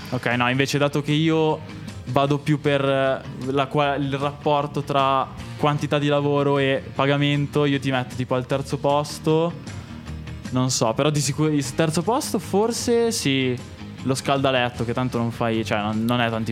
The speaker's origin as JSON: {"language": "Italian", "town": "Monza", "region": "Lombardy", "country": "Italy", "said": "anch'io sono di Monza"}